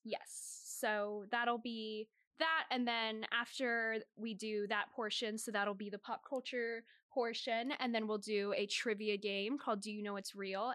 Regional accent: Northern Virginia, United States; moved away as an adult; now in Boston, United States; I'm from Northern Virginia, about twenty minutes outside of Washington, D C

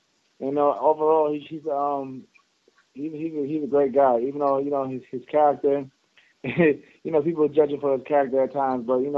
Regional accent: Long Island, New York, United States; Before boxing, I was raised in New York, Long Island, New York. Basically a small town called Colm, New York.

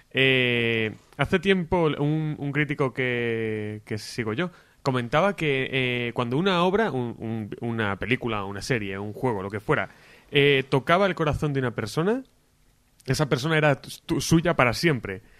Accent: Palencia, Castile and León, Spain

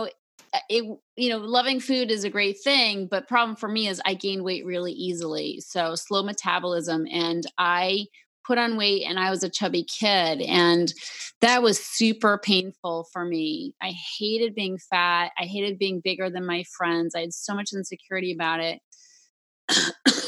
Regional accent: Concord, Massachusetts, United States; moved away; Raised in Concord, Mass., the beautiful historic town

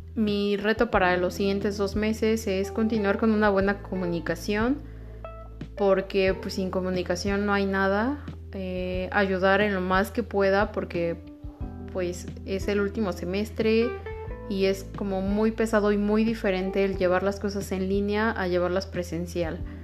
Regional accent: Mexico; somos ese mexicano conformista

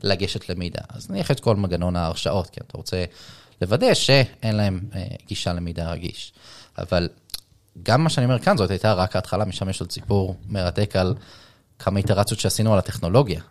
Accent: Israel; בתור ישראלי

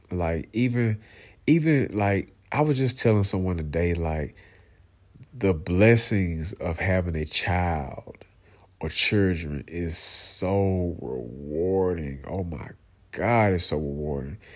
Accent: Atlanta, Georgia, United States; also born or lived in Americus, Georgia; I grew up in Clay County, man, you know, on the south side of Atlanta

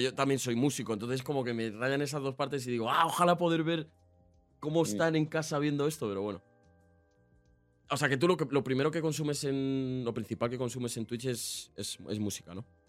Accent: a town in the south of Madrid, Community of Madrid, Spain; Yo, soy, un pueblo del sur de Madrid

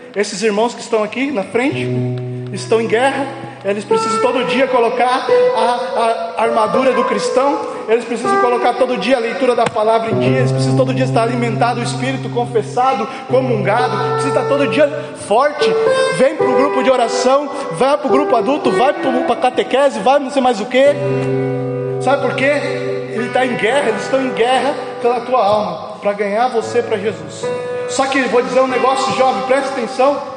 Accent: Barra Velha, Santa Catarina, Brazil; sou lá de Barra Velha

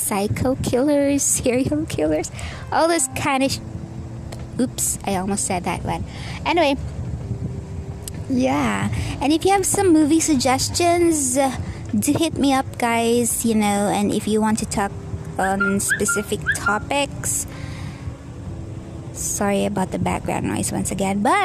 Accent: Bohol, Central Visayas, Philippines; also born or lived in Dumaguete City, Negros Oriental; now in Dumaguete, Philippines; we are from Bohol. I'm just working here in Dumaguete.

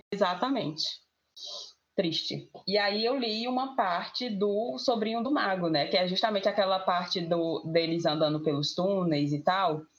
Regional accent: Itapajé, Ceará, Brazil; sou de Itapajé, Ceará

